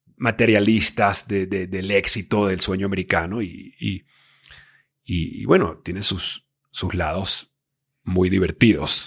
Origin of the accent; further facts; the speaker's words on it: Venezuela; moved away as an adult; also born or lived in Miami, United States / Los Angeles, United States / New York, United States; yo me crié en Venezuela eh, a los 18 años